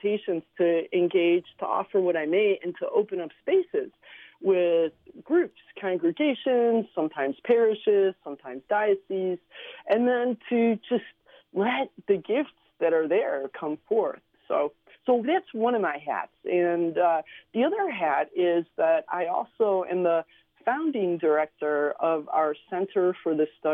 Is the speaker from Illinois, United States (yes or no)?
no; Cleveland, Ohio, United States; first language Slovenian; English is a second language; also born or lived in Slovenia / San Diego / San Antonio, Texas; now in Chicago, United States; I grew up in Cleveland, Ohio